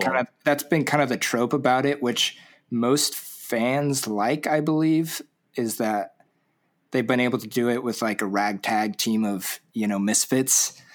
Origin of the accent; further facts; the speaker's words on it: Orange County, Southern California, United States; I grew up in Orange County, Southern